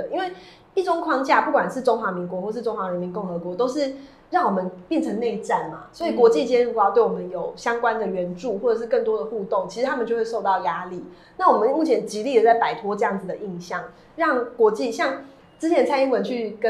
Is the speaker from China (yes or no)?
no; Taiwan; 全台湾都是台派啦，怎么会不是台派啊？我们就是台湾人